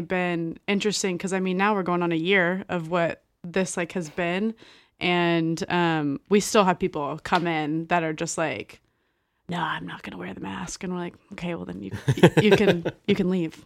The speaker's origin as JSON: {"language": "English", "region": "Texas", "country": "United States", "tie": "born or raised there", "moved": "yes", "said": "I'm pretty much, like, born and raised in Texas"}